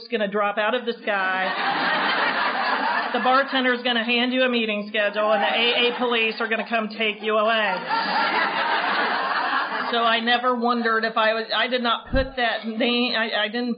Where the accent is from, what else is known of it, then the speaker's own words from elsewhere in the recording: Oxford, Ohio, United States; moved away as an adult; also born or lived in South Florida / Cincinnati, Ohio; now in Cary, United States; I grew up in Oxford, Ohio